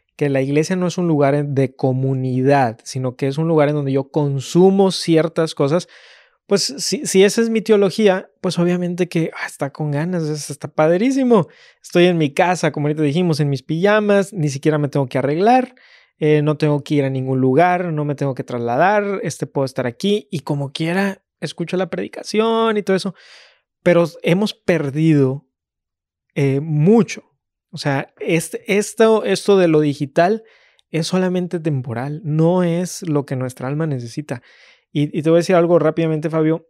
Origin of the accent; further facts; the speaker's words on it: Mexico; Como mexicano